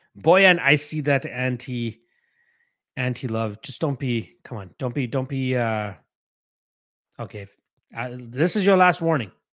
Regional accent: Canada; as a Canadian

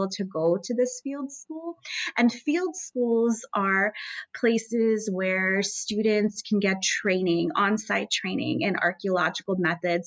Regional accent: United States; moved away; I'm originally from the United States

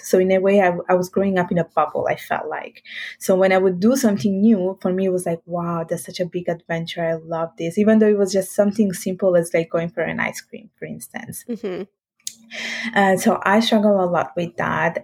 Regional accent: Italy; English is a second language; moved away as an adult; also born or lived in Sicily, Italy / northern Italy / England; now in Montreal, Canada; I was born in the south of Italy. So I was born in Sicily and I was there for nine years. And then we actually moved to the north

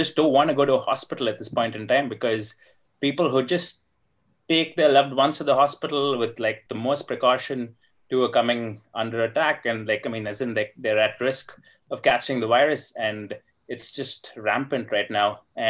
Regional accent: Bangalore, Karnataka, India; I'm from Bangalore

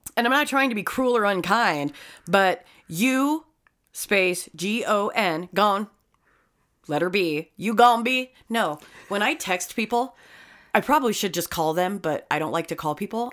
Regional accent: Uinta Basin, Utah, United States; I'm from the Uinta Basin. I am a fucking dirtbag redneck

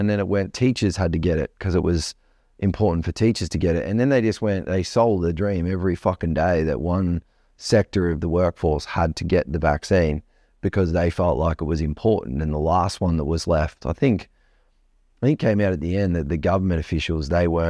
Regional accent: Australia; different from the rest of the world because we are different from the rest of the world, I think, as Australian people.

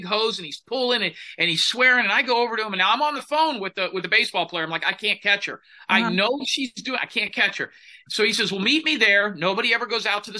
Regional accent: Clearwater Beach, Florida, United States; I grew up in Clearwater Beach, Florida

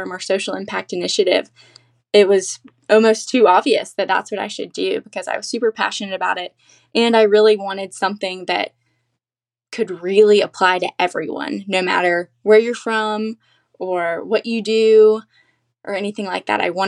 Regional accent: Columbia, South Carolina, United States; I've gotten to represent my hometown

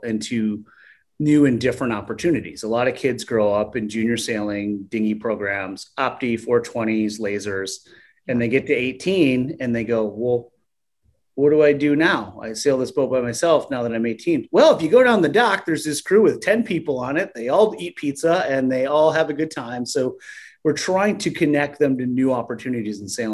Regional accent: Port Huron, Michigan, United States; moved away as an adult; now in Ohio, United States; my hometown of Port Huron

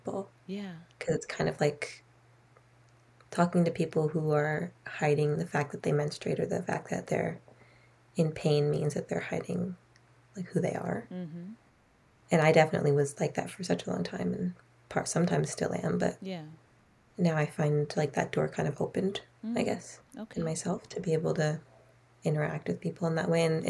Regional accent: Gulf Islands, British Columbia, Canada; also born or lived in Toronto, Canada; they live where we do, on the Gulf Islands, really secluded

